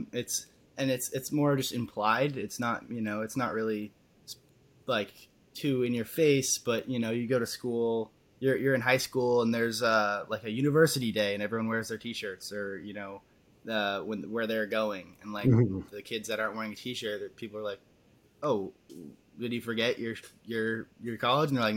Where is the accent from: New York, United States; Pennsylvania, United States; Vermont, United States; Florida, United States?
Vermont, United States; born and raised in Vermont, still here